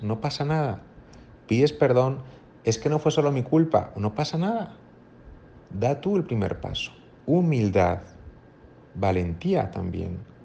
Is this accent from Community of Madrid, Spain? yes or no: yes; Madrid, Community of Madrid, Spain; moved away as an adult; now in Monterrey, Mexico; soy español de Madrid, pero llevo cinco años trabajando aquí en Monterrey